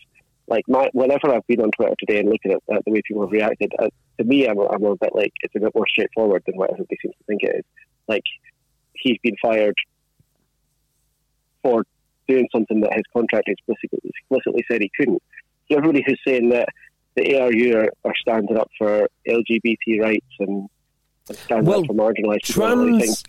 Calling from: Fife, Scotland, United Kingdom; From Fife.

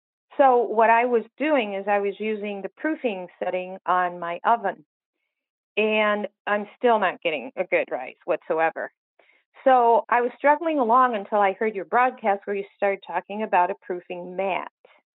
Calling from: Kalamazoo, Michigan, United States; I'm from Kalamazoo, Michigan.

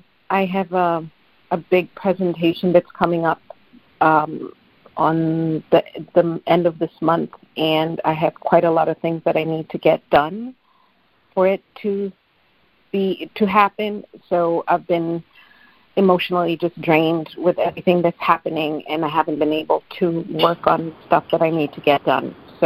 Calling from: Massachusetts, United States; I'm calling from Massachusetts.

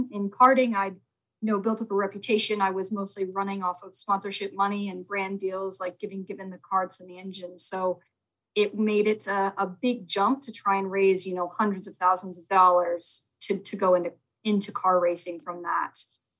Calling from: Indianapolis, Indiana, United States; I am in Indianapolis, Indiana right now.

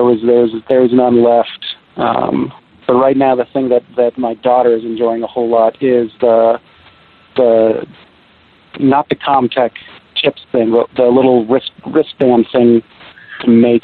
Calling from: Seattle, Washington, United States; Seattle, Washington.

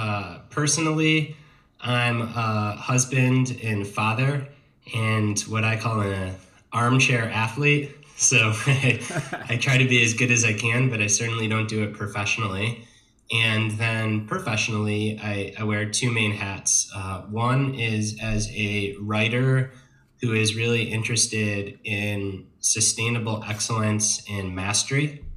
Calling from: Asheville, North Carolina, United States; I am calling from Asheville, North Carolina, which is in the mid-Atlantic portion of the United States.

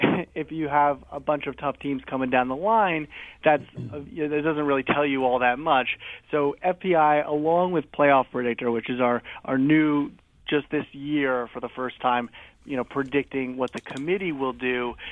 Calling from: Bristol, Connecticut, United States; I'm calling in from Bristol, Connecticut, the office.

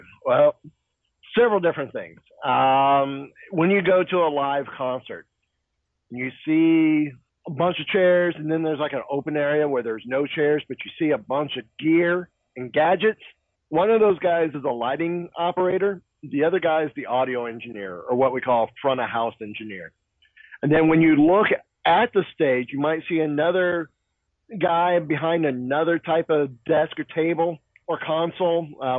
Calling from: Kissimmee, Florida, United States; I am calling from Kissimmee, Florida.

